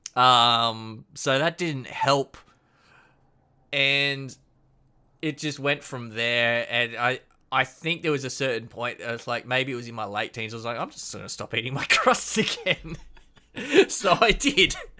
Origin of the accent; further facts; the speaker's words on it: Queensland, Australia; being a proud Queensland boy